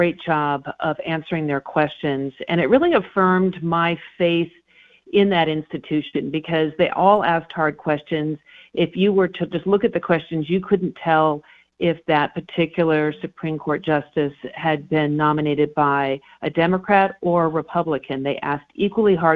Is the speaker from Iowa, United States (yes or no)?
no; Colorado, United States; we're all Coloradans.